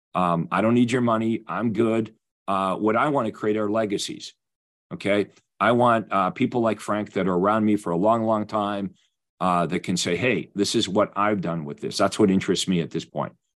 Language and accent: English; Winnipeg, Manitoba, Canada; being Canadian, I've played hockey my whole life.